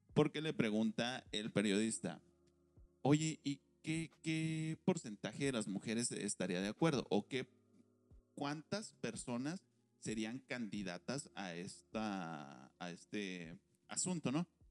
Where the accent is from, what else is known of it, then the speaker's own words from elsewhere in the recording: Mexico; nosotros aquí como mexicanos